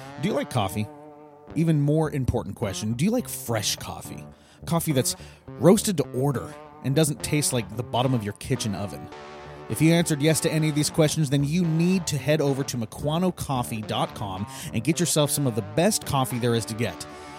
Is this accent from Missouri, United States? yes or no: no; Tonasket, Washington, United States; I'm from Tenasket, though.